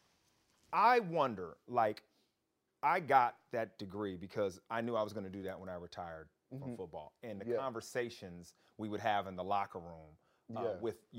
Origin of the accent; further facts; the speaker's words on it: Los Angeles, California, United States; I'm from Los Angeles